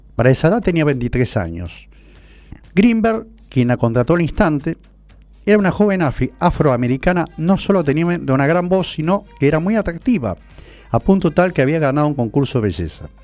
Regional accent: San Martín, Argentina; also born or lived in San Cristóbal, Buenos Aires; now in Buenos Aires, Argentina; de San Martín, de mi pueblo natal

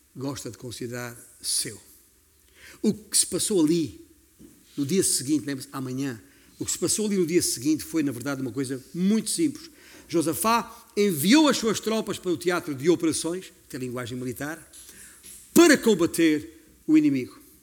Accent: Beja, Alentejo, Portugal; moved away; eu já saí de Beja há muitos anos

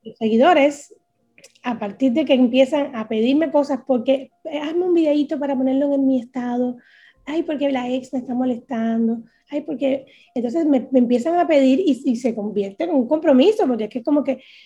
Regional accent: Cuba; moved away; Soy una cubana que sufre

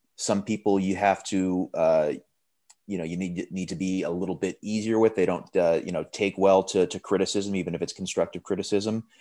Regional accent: Framingham, Massachusetts, United States; moved away as an adult; I'm originally from Framingham, Massachusetts

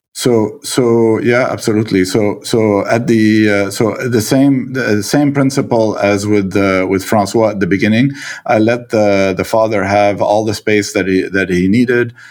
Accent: Lebanon; also born or lived in Quebec, Canada; now in Canada; my, uh, Lebanese, uh, reflexes

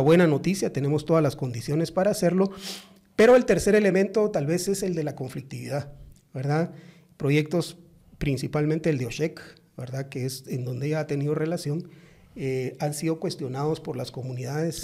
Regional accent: Zacapa, Guatemala; los que somos de Zacapa

